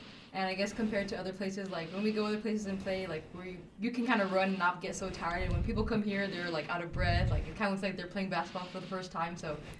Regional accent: El Paso, Texas, United States; moved away as an adult; now in Alpine, United States; I'm from El Paso, so it's not too far, but it's good because it's close to home, so it's like a... It's a nice little homey town. Community is really good. Very homey.

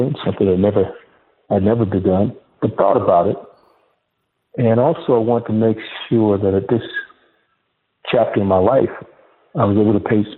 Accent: Augusta, Georgia, United States; also born or lived in Washington, D.C.; I was born in Washington, D.C., Noah, and I grew up in East Augusta, Georgia, in a section of the city affectionately known as the Bottom

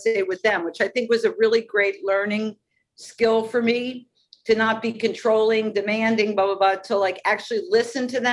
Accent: Philadelphia, Pennsylvania, United States; I'm not from New York City. I'm from Philadelphia

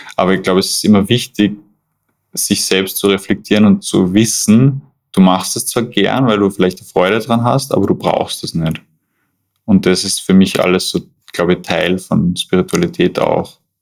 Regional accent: Schladming, Styria, Austria; moved away as an adult; now in Vienna, Austria; ich komme eigentlich aus Schladming, aus den steirischen Bergen. Bin aber mittlerweile fast 15 Jahre schon in Wien

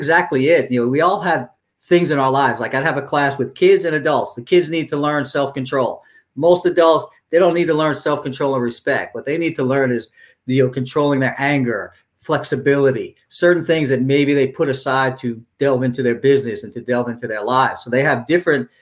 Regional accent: New York City, New York, United States; I grew up in Brooklyn

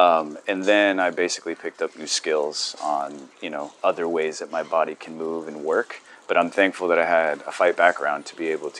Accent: Tijuana, Baja California, Mexico; also born or lived in San Diego, United States; I grew up in Tijuana in San Diego.

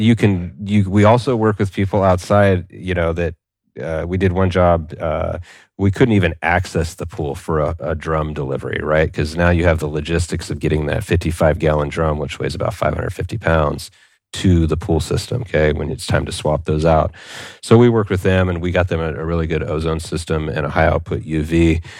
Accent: California, United States; I'm a guy from California

